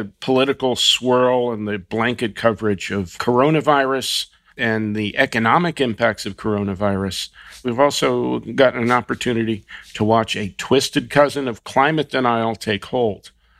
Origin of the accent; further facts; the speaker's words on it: New Jersey, United States; We're going to do a special Jersey edition in honor of my home state